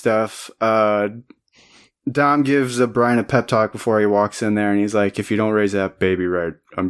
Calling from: Goshen, Indiana, United States; I'm recording from Goshen, Indiana.

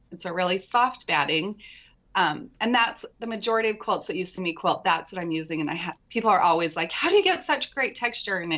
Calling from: Utah, United States; I'm in Utah, southern Utah.

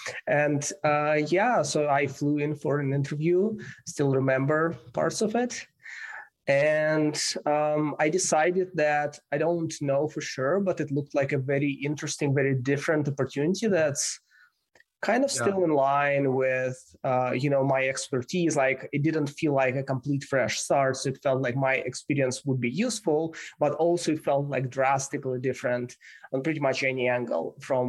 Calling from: San Francisco, California, United States; I'm calling from San Francisco.

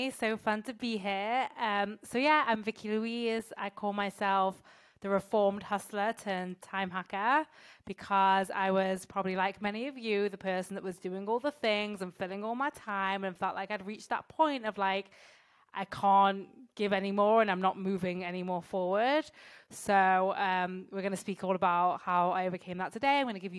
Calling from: France; I'm calling in from France, which is nice.

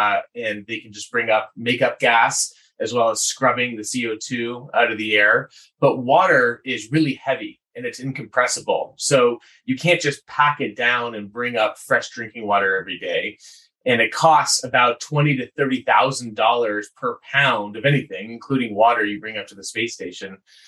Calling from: Boulder, Colorado, United States; I'm talking from Boulder, Colorado, where I actually went to school here.

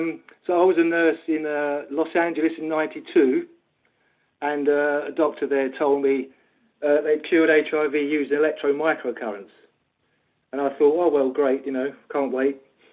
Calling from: Essex, East of England, United Kingdom; I'm calling from Essex.

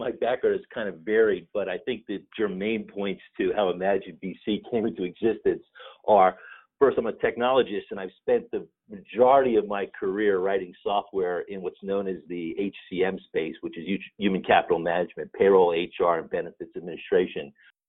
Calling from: Rockville, Maryland, United States; I'm coming from just outside the nation's capital in Washington, D.C., in a suburb of Maryland called Rockville.

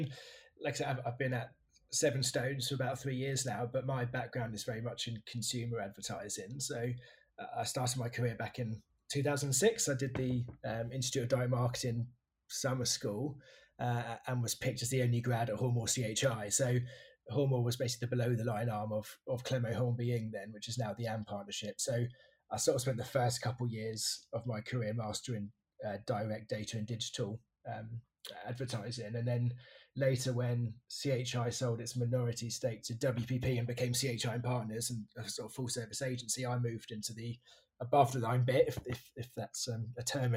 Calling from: London, United Kingdom; I'm calling from sunny Ishii in South East London. Although I'm lying, it's not sunny at all

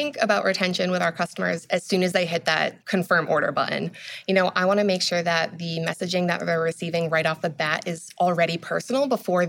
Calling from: Salem, New Hampshire, United States; I'm calling in from Salem, New Hampshire. It's where our office is. It's outside of Boston.

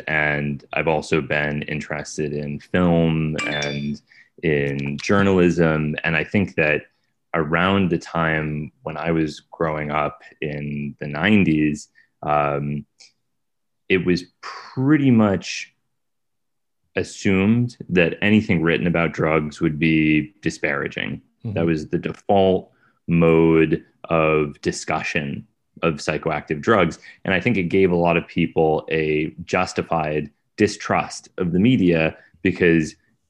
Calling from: Brooklyn, New York, United States; I'm in Brooklyn, New York.

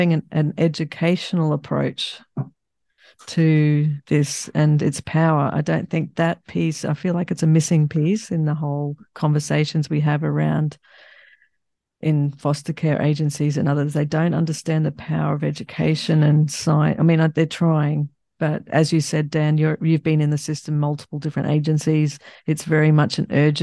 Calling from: Australia; I'm calling you from Australia.

